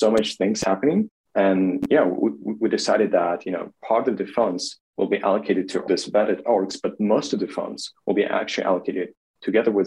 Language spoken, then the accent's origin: English; Kharkiv, Kharkiv Oblast, Ukraine; now in Kyiv, Ukraine; I grew up in Kharkiv, which is the second largest city in Ukraine